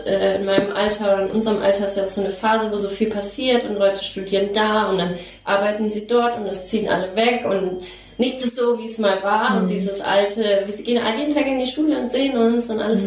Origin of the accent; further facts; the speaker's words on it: Nuremberg, Bavaria, Germany; moved away as an adult; habe halt damals auch noch in Nürnberg gewohnt, wo ich groß geworden bin